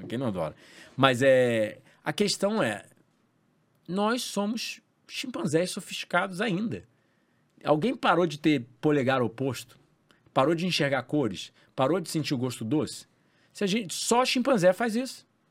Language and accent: Portuguese; Rio de Janeiro, Brazil; Eu cresci na Barra da Tijuca